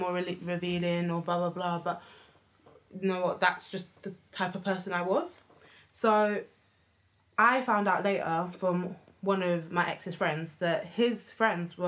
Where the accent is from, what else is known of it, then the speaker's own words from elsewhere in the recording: Enfield, London, United Kingdom; me growing up in Enfield